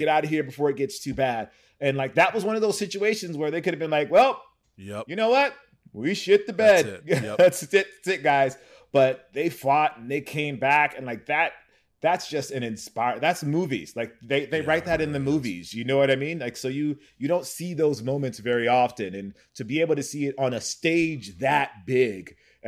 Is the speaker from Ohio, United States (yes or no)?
no; Pacoima, California, United States; So I was born and raised in technically in Pacoima, California, which is in the Valley.